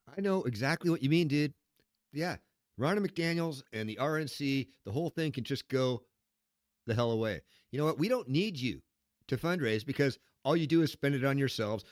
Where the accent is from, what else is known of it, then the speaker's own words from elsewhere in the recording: Seattle, Washington, United States; your weirdness comes from Seattle, Washington, my hometown